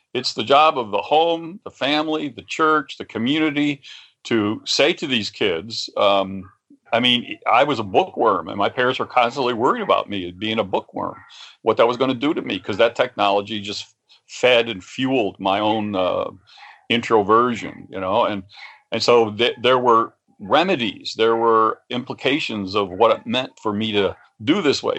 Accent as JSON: {"language": "English", "region": "West Virginia", "country": "United States", "said": "I'm from West Virginia"}